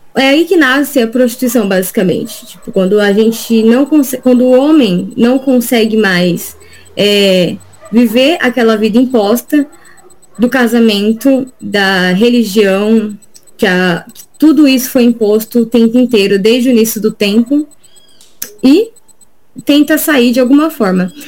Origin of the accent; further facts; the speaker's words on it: Diadema, São Paulo, Brazil; eu sou daqui de Diadema, do Grande ABC